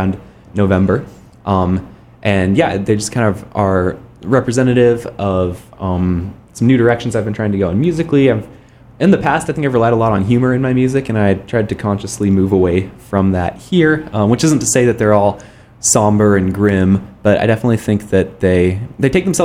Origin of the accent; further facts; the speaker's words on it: Palo Alto, California, United States; also born or lived in Minnesota; I'm originally from Palo Alto, born in Stanford Hospital. So I grew up in the Bay Area.